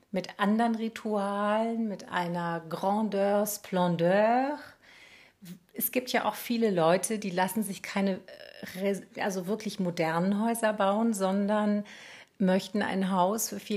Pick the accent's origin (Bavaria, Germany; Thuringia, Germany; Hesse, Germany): Bavaria, Germany; Munich; Also hier bei uns in München